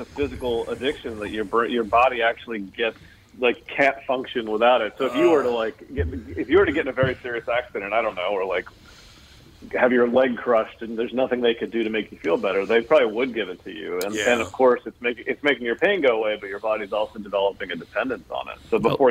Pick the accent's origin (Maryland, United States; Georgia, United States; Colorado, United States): Maryland, United States; I actually grew up in a small town in western Maryland. Appalachia would be the area.